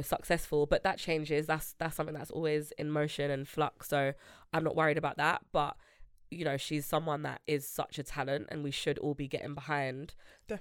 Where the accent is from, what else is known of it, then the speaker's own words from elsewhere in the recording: London, United Kingdom; I grew up in Grove, but I live in Northwest